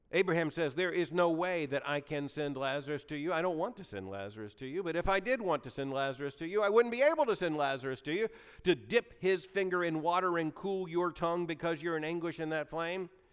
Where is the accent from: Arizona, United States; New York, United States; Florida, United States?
Florida, United States; Lakeland; moved away; The church I grew up in in Lakeland, Florida